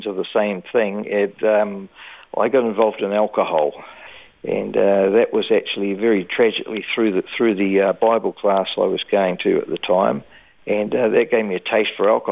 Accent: Dunedin, Otago, New Zealand; now in Brisbane, Australia; I was born in Dunedin, New Zealand in 1951

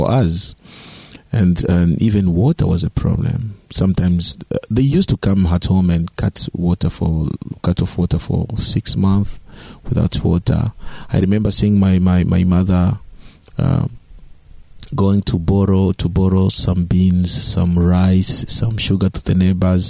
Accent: DR Congo; also born or lived in East Africa; I was born in Democratic Republic of Congo, which is a Central African country.

